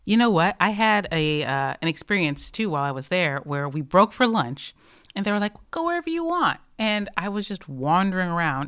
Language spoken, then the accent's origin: English; Michigan, United States; now in Los Angeles, United States; I am from Michigan, where water is delicious.